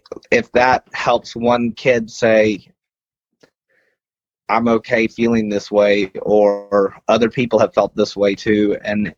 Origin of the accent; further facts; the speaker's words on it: West Texas, United States; I grew up in West Texas